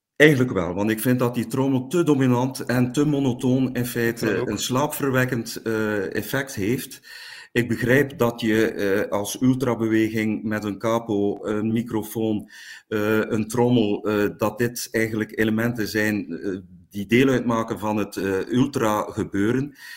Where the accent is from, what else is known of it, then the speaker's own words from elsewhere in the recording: Langemark, Flanders, Belgium; ik ben afkomstig van Langemark, op 9 kilometer van Ieper